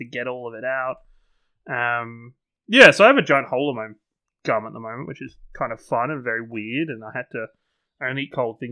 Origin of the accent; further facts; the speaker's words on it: England, United Kingdom; I'm English.